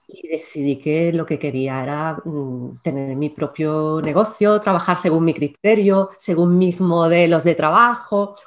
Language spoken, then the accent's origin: Spanish; Córdoba, Andalusia, Spain; now in Málaga, Spain; yo soy malagueña de adopción porque realmente nací en ah. Córdoba, pero llevo ya en Málaga, ¡buah! La tira de tiempo